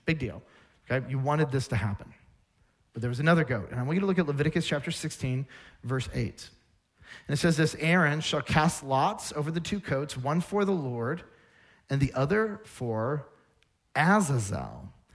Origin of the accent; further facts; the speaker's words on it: United States; I'm an American. I live in this place, this culture